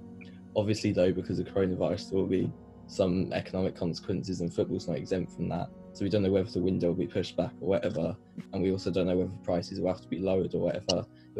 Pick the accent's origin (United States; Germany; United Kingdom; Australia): United Kingdom; England; we're both English